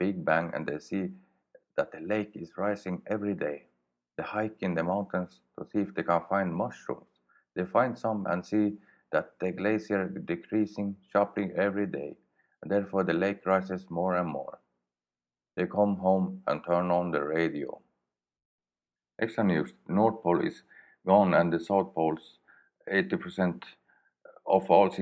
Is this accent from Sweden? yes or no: yes; Sweden; accent: Swedish; English is a second language; I speak with my Swedish accent